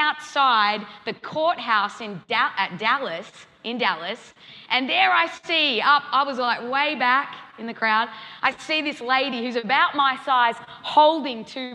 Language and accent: English; Australia; moved away as an adult; now in Kansas City, United States; I'm an Aussie to the core